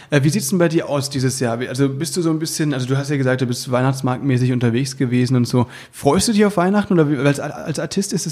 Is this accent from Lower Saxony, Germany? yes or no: no; Berlin, Germany; Und das ist natürlich meine Heimat.